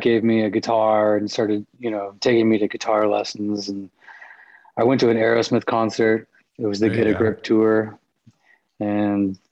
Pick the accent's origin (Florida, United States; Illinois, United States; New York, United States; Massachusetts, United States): Florida, United States; Pensacola; moved away as an adult; also born or lived in New Orleans / Los Angeles; now in Nashville, United States; I was born in New Orleans, and I grew up down in Pensacola, Florida